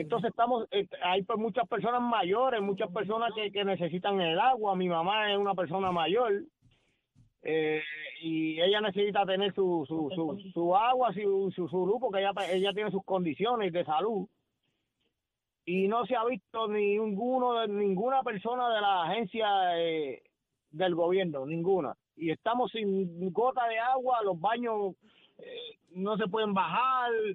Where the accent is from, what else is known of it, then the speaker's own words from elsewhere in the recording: Las Piedras, Puerto Rico; yo soy de Montones 4, sector Piedra Azul de Las Piedras